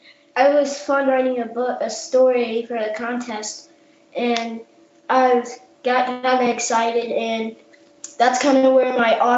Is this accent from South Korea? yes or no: yes; South Korea; born there; I traveled to Canada, the Dominican Republic, Jamaica, and I was born in South Korea.